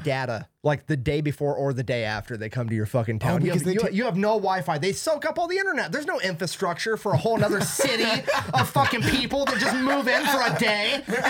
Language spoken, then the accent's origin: English; Mason City, Iowa, United States; moved away; I'm from Mason City, Iowa.